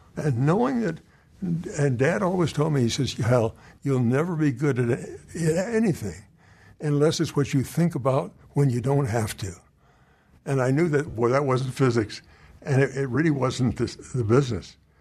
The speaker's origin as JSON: {"language": "English", "town": "Princeton", "region": "New Jersey", "country": "United States", "tie": "born or raised there", "said": "Childhood was in New Jersey"}